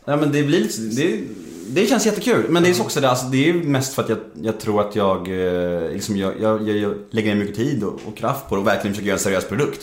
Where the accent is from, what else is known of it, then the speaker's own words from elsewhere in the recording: Gustavsberg, Stockholm County, Sweden; moved away as an adult; also born or lived in Södermalm, Stockholm; jag är född på Södermalm första sju åren. Ja. När jag var sju år flyttade jag till Värmdö. Ja. Bodde där tills jag var 20.